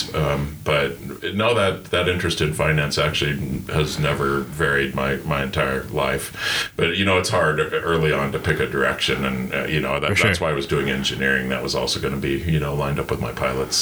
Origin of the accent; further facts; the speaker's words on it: Gilpin County, Colorado, United States; also born or lived in Denver; I grew up in Gilpin County, which is the second smallest county in Colorado